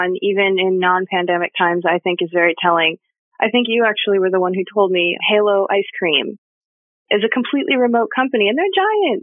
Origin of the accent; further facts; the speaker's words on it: East Coast, United States; I'm from the East Coast. So I'm from a section of the country that until COVID was not particularly receptive to the idea of telecommuting at all